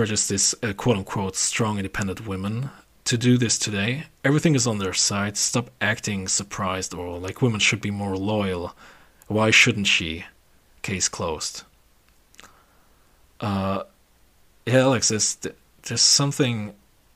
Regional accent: Germany; we're from Germany.

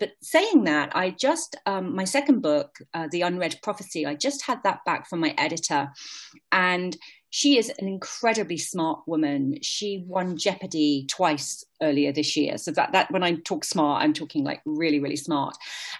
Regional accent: Shrewsbury, West Midlands, United Kingdom; accent: British; moved away as an adult; now in Austin, United States; And the town that I grew up in, Shrewsbury, it's a Tudor town. It's almost completely surrounded by England's longest river, which is the River Severn. And where it doesn't come together, there's a red sandstone castle, which is quite wonderful.

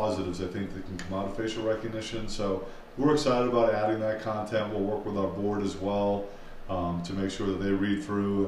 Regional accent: Boston, Massachusetts, United States; accent: Boston; my Boston accent

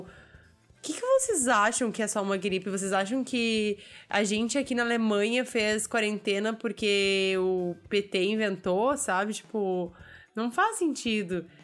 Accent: Brazil; eu como brasileira que sabia quem era o Celso Portioli

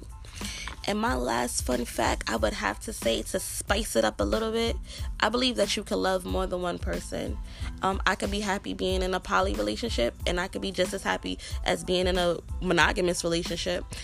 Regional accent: New York City, New York, United States; I'm a black chick growing up in Brooklyn.

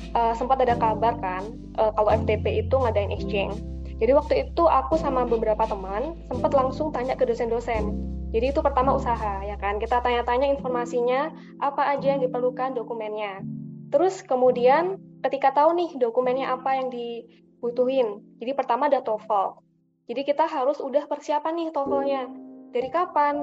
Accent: Malang, East Java, Indonesia; Aku asal Malang di Kecamatan Lawang

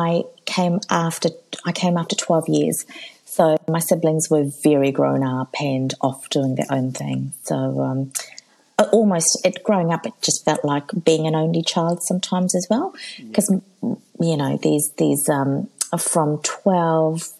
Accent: Auckland, New Zealand; also born or lived in Fiji; I grew up in South Auckland

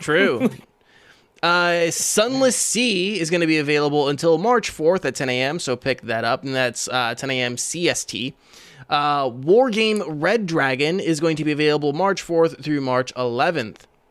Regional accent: Iowa, United States; me and Green are from Iowa

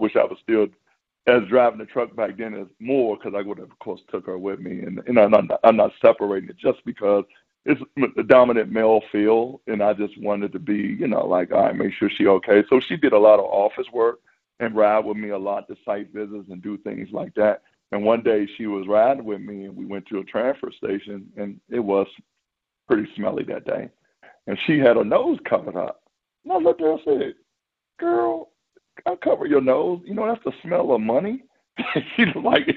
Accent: Washington, District of Columbia, United States; I love Washington, D.C. area. It's my hometown

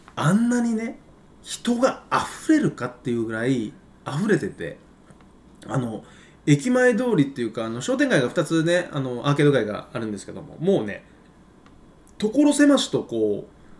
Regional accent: Kumamoto, Japan; now in Beppu, Japan; 俺あの熊本出身なんで

